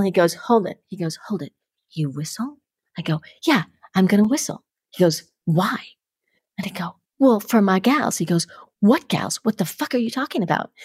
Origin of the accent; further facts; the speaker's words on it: New York City, New York, United States; So, I grew up in Harlem, right? So, I grew up in the projects in Harlem.